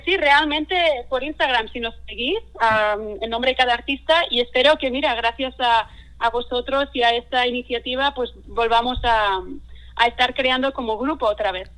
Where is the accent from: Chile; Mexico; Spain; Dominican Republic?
Spain; Catalonia; first language Catalan; Spanish is a second language; now in Seattle, United States; como el mío, como el catalán